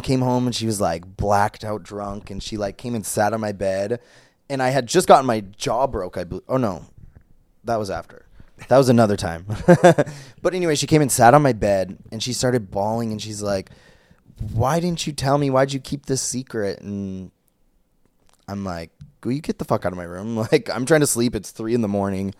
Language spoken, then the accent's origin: English; Brainerd, Minnesota, United States; moved away; I was from, I'm from Brainerd, Minnesota.